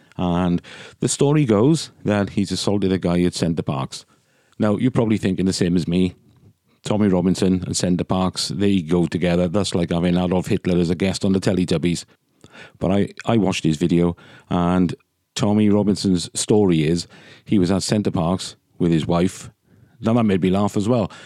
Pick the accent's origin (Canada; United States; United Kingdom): United Kingdom; Wales; They're as Welsh as I am